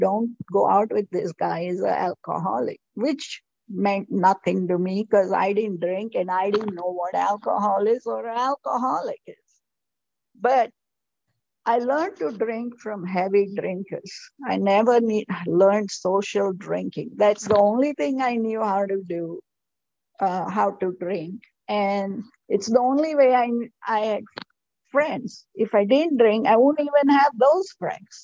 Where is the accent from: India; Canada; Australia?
India; moved away as an adult; also born or lived in Florida / South Texas; now in United States; when I was raised in India